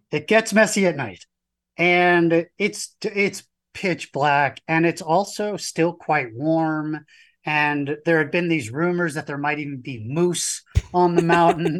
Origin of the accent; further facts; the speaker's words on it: New York, United States; I'm from New York